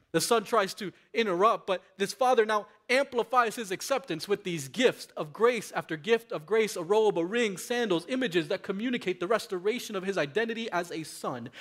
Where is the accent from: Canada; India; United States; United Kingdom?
United States; Miami, Florida; growing up in Miami, in my uh, uh Latino community with my Latino friends